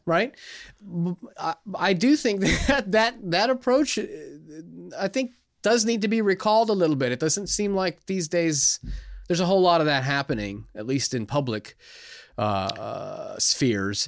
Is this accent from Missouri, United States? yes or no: no; California, United States; moved away; when I was growing up in California